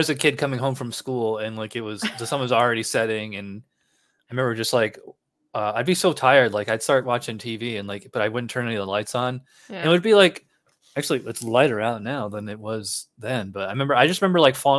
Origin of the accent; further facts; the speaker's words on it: Schenectady, New York, United States; I'm actually from upstate New York. I'm from Schenectady, which is right next to Albany.